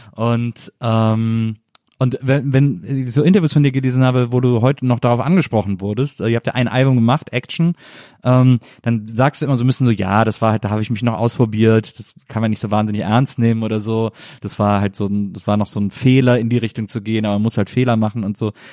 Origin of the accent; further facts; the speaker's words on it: Rhineland, Germany; Ich komme aus dem Rheinland und ich liebe Kölsch sehr